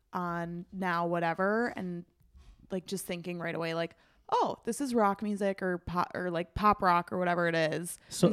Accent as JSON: {"language": "English", "town": "Chicago", "region": "Illinois", "country": "United States", "tie": "born or raised there", "said": "I grew up in Beverly on the south side of Chicago"}